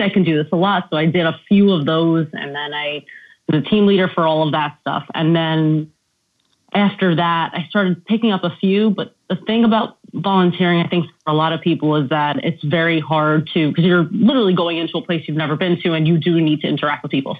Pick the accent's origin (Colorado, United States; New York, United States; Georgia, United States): New York, United States; New York City; also born or lived in Yonkers; I'm from the Bronx